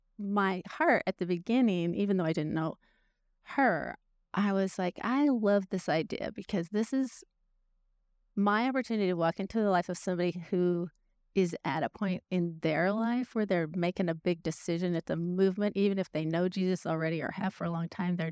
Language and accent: English; California, United States; now in Tennessee, United States; Northern California.